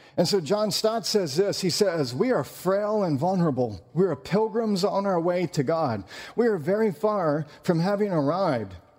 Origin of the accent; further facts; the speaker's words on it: North Carolina, United States; I'm from North Carolina.